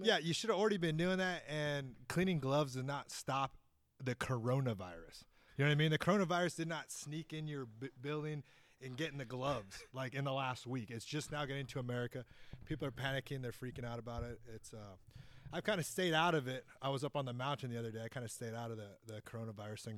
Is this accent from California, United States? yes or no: no; Fairbanks, Alaska, United States; also born or lived in Fox, Alaska; now in West Sacramento, United States; my hometown, Fairbanks